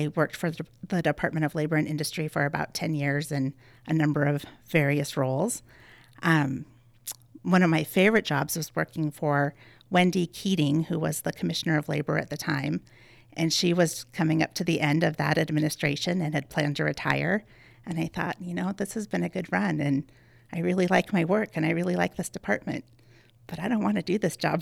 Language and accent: English; Helena Valley, Montana, United States; we grew up out in the Helena Valley, and my whole family is very into horses.